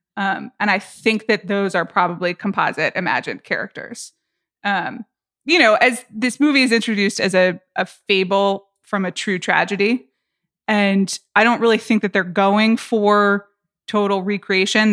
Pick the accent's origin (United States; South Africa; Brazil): United States; I'm American